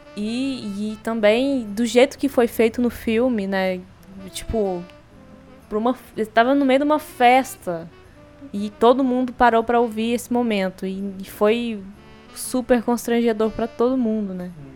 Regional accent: Brazil; a gente é brasileiro

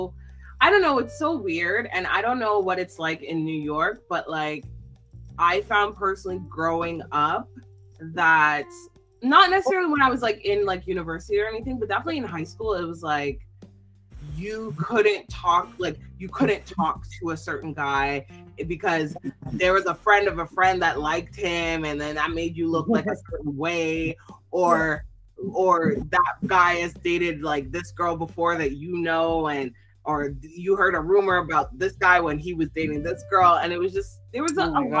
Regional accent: Toronto, Ontario, Canada; We're from Toronto, Canada

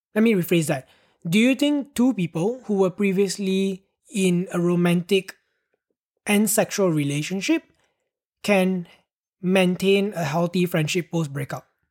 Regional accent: Penang, Malaysia; I moved from my hometown to Penang.

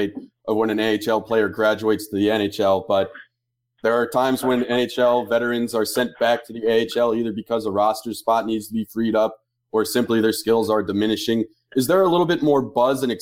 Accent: Fairfield County, Connecticut, United States; I grew up in Fairfield County

